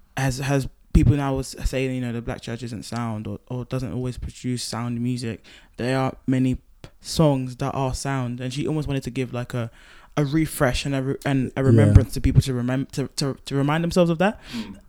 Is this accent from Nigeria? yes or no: yes; Nigeria; And even I'm Nigerian, so I sing like